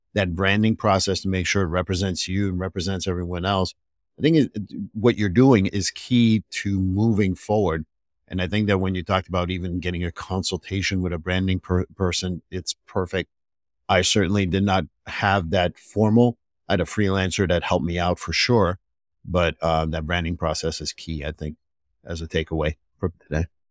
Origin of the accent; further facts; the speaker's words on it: Montreal, Quebec, Canada; moved away; I'm from Montreal